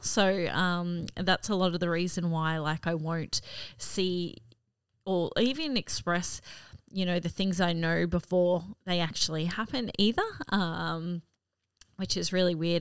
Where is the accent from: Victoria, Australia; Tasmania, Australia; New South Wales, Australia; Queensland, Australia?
Queensland, Australia; Cairns; also born or lived in Gladstone, Queensland; I grew up in Cairns, far north Queensland